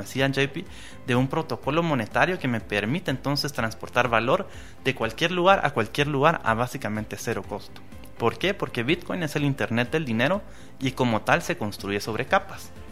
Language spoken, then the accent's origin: Spanish; Guatemala; tenemos la oportunidad hoy como guatemaltecos